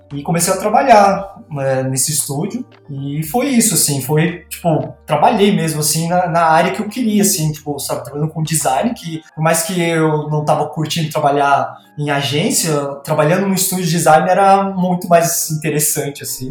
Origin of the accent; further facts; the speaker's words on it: Bauru, São Paulo, Brazil; moved away as an adult; also born or lived in Campinas; eu sou de Bauru, né? E eu fiz a faculdade, tudo lá, morei boa parte da minha vida lá